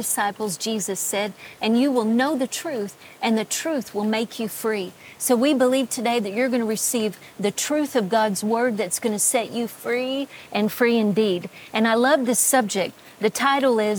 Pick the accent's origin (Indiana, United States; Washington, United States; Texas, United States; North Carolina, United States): Texas, United States; I'm a Texan